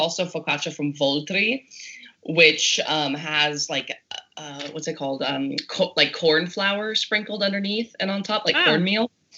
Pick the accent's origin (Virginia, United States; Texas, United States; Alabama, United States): Texas, United States; moved away; Well, I am from Texas. I am from Texas, so I got to get my Texan roots in there sometimes.